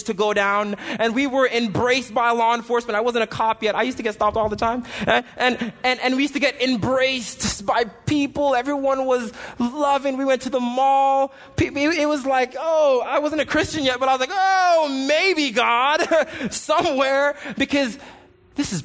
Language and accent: English; Jamaica; moved away; I grew up in Jamaica